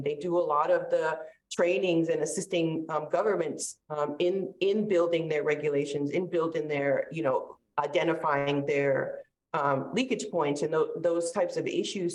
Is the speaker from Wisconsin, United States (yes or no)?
no; North Shore of Massachusetts, United States; also born or lived in St. Petersburg, Florida; now in North Carolina, United States; I grew up on the North Shore of Massachusetts, so we were really close to the beach.